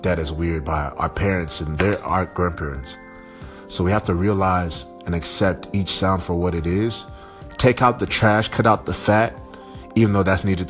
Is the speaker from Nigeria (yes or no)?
yes; Nigeria; I'm Nigerian